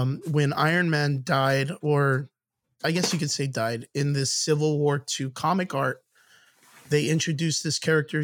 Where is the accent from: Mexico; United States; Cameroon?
United States; Rio Grande Valley, Texas; I come from the Rio Grande Valley, which is the southmost part of Texas.